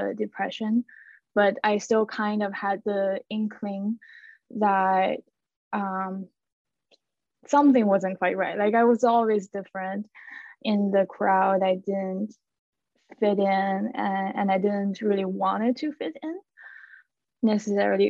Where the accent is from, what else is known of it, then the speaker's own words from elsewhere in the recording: China; moved away as an adult; also born or lived in Montreal, Canada; now in Canada; I am originally from China, and I came to Canada in 2018